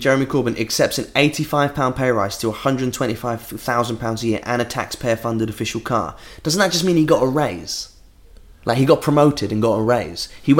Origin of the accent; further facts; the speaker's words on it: England, United Kingdom; I love this country. Right? Yeah. I love being English.